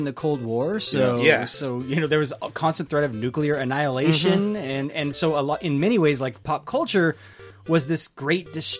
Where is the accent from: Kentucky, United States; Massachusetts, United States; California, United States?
California, United States; Southern; I grew up in SoCal